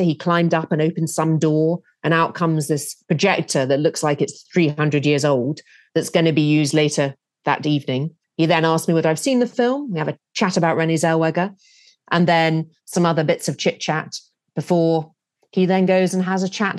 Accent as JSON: {"language": "English", "country": "United Kingdom", "said": "being British."}